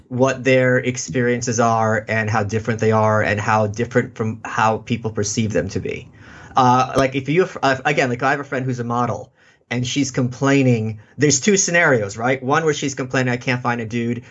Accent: New York City, New York, United States; also born or lived in Russia; I'm from Brooklyn

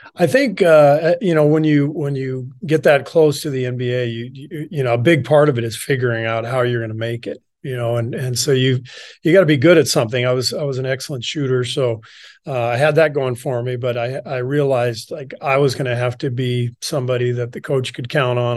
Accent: Los Angeles, California, United States; also born or lived in Beirut, Lebanon / Cairo, Egypt / France; most of my childhood was spent in L

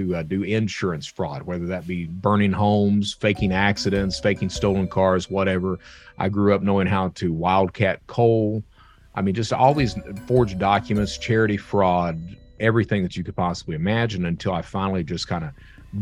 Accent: Eastern Kentucky, United States; I'm from Eastern Kentucky, and Eastern Kentucky is one of these areas

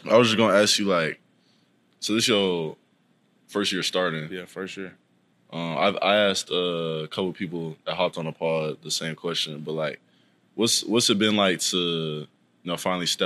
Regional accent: Tulsa, Oklahoma, United States; born or raised there

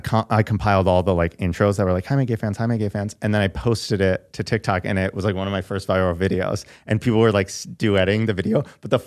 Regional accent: Michigan, United States; now in Los Angeles, United States

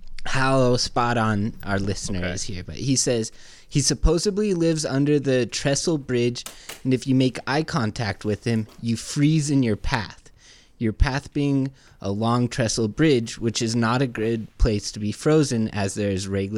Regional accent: Louisville, Kentucky, United States; but I'm from Louisville, Kentucky.

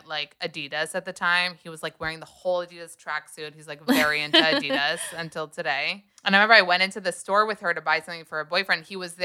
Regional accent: United States; moved away; I'm American

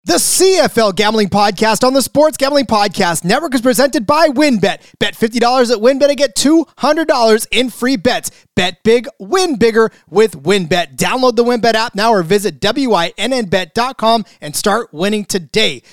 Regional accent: United States; We, we are American fans of the sport

